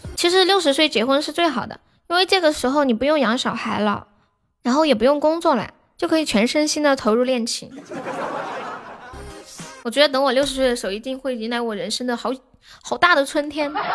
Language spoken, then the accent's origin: Chinese; Nanchong, Sichuan, China; 你知道我是南充人是吧